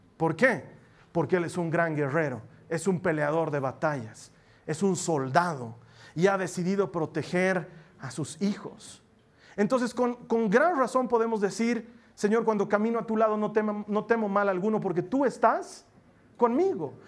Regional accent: Bolivia

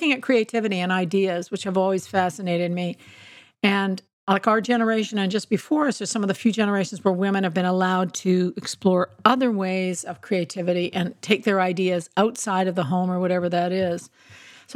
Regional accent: Edmonton, Alberta, Canada; I grew up in Edmonton

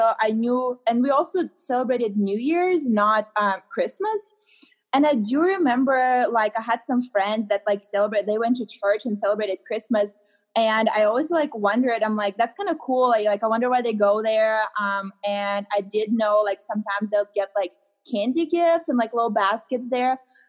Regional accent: Louisiana, United States; now in Colorado, United States; So I live in Colorado now. In Colorado. I'm like originally from Louisiana

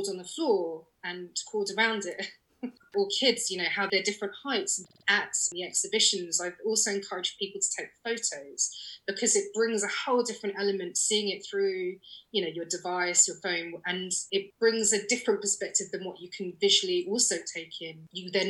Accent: London, United Kingdom; I'm a Londoner

